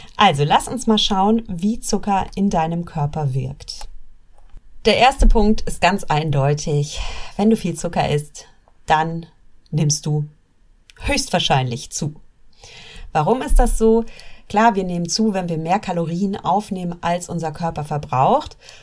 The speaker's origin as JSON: {"language": "German", "country": "Germany", "said": "wir Deutschen"}